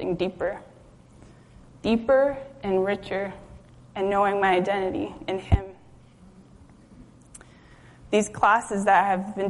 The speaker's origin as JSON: {"language": "English", "town": "Juneau", "region": "Alaska", "country": "United States", "tie": "born or raised there", "also_born_or_lived": "Kenai, Alaska / Anchorage, Alaska", "said": "I had grown up in the city, grown up in Juneau, lived in Kenai, graduated high school in Anchorage"}